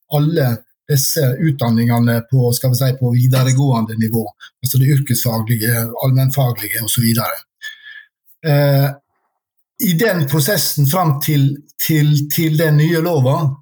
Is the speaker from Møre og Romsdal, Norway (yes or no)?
yes; Sunnmøre, Møre og Romsdal, Norway; now in Oslo, Norway; jeg er sunnmøring, bor i Oslo